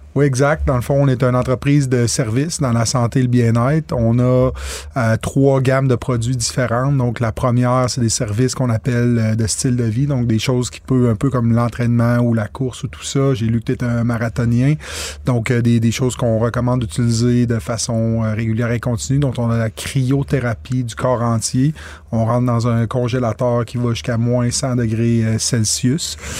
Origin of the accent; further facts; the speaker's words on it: Quebec, Canada; je suis un Québécois pur laine